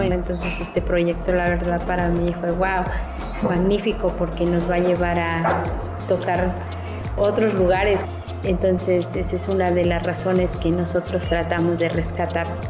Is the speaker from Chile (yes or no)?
no; Tlacolula de Matamoros, Oaxaca, Mexico; soy de Tlacolula de Matamoros, Valles Centrales